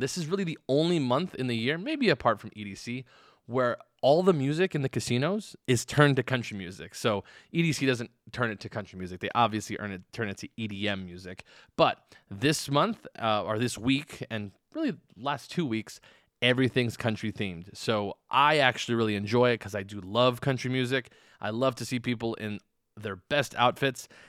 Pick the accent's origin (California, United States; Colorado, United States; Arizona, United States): Arizona, United States; now in Las Vegas, United States; I'm from Arizona where it's always hot